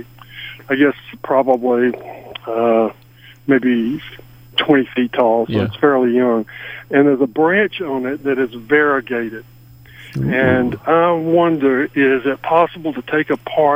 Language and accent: English; Williamson, Georgia, United States; I'm from Williamson, Georgia